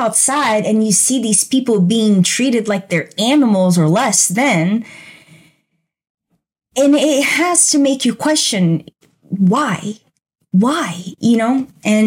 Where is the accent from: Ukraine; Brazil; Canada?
Brazil; now in United States; I grew up in Brazil. I grew up in another country.